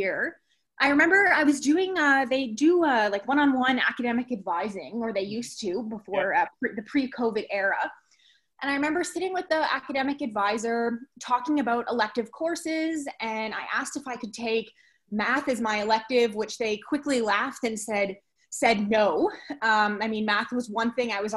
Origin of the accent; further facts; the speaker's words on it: White Rock, British Columbia, Canada; moved away as an adult; also born or lived in Vancouver, Canada / Antigonish, Nova Scotia, Canada; I grew up in Vancouver and in a town called White Rock, BC, about 45 minutes outside